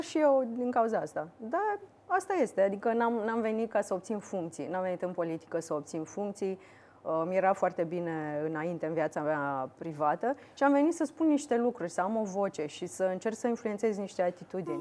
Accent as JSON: {"language": "Romanian", "town": "Iași", "region": "Iași County", "country": "Romania", "tie": "born or raised there", "said": "eu sunt din Iași și vreau să aduc mulți bani în Iași. Așa. Și sunt firme de IT. Eu am făcut liceu de informatică din Iași"}